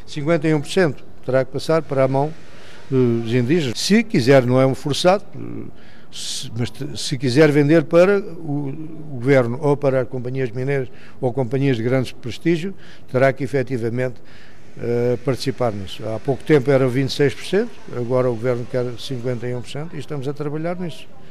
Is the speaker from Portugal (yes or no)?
yes; Lourinhã, Centro, Portugal; also born or lived in Maputo, Mozambique; now in South Africa; Originalmente, portanto, sou natural da Lourinhã